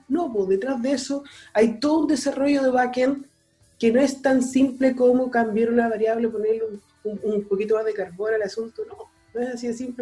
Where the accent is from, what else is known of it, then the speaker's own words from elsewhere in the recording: Chile; somos chilenos